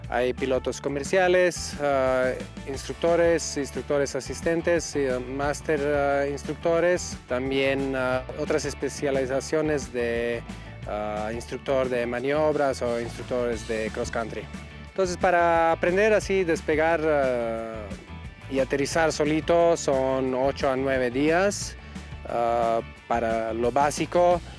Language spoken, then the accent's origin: Spanish; Croatia; now in Mexico; Soy mm, instructor de parapente, vengo de Croacia y aquí estamos en el hangar 5, en, por Valle de Bravo